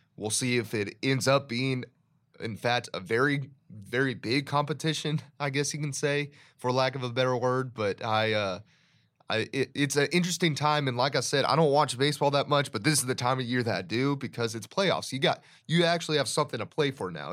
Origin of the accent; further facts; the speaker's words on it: Dallas, Texas, United States; I'm from Dallas